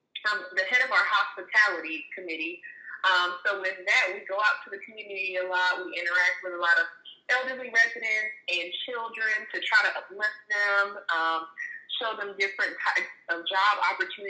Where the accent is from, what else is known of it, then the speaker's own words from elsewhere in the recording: Jacksonville, Florida, United States; moved away as an adult; now in Pensacola, United States; So I'm originally from Jacksonville, Florida. I've been living here in Pensacola for about 9 years now